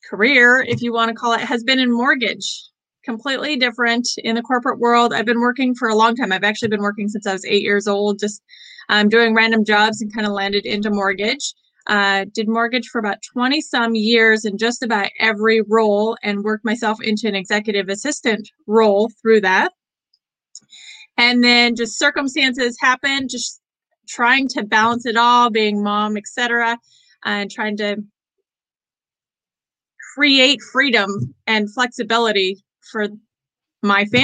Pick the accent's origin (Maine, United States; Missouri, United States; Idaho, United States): Idaho, United States; Boise; also born or lived in Portland, Oregon; Uh, Idaho was where I was born, and I was raised between both Boise and Portland.